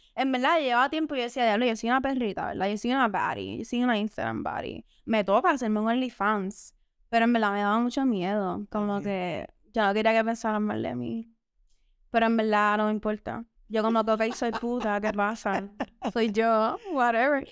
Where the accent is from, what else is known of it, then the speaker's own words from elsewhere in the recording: Dorado, Puerto Rico; Yo soy dorado